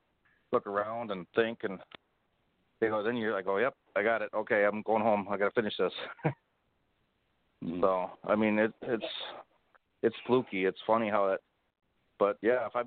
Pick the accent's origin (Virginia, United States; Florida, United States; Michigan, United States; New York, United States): Michigan, United States; Waterford; a Waterford police officer in my hometown